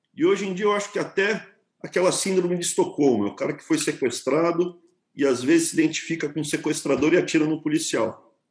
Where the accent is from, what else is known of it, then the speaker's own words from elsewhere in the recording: São Paulo, Brazil; eu sou, cara, um paulistano, nasci em São Paulo